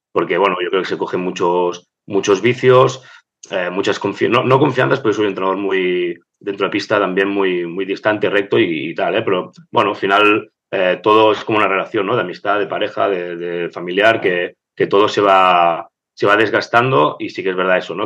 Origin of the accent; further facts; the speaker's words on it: Barcelona, Catalonia, Spain; yo fui estudiante de, mi escuela, aquí de, Gracia, de Bedruna. Eh, estudié todo mi vida ahí